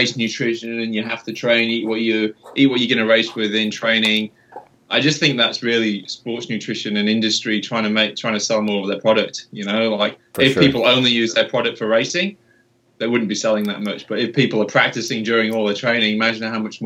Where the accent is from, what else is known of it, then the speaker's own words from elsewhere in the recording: England, United Kingdom; I am English